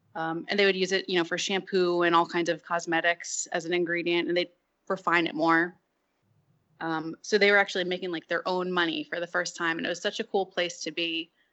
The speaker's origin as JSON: {"language": "English", "region": "New Jersey", "country": "United States", "said": "I'm from North Jersey. Grew up, you know, doing outdoorsy things with my dad"}